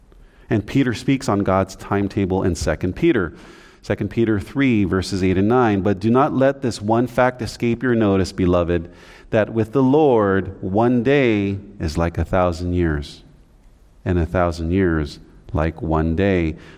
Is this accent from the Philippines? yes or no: yes; Philippines; We have some, we're from the Philippines, some of us. That's an island.